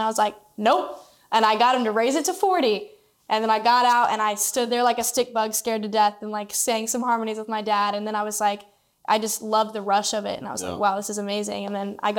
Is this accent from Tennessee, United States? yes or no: yes; Clarksville, Tennessee, United States; I'm from Clarksville, Tennessee, which is about 45 minutes out of Nashville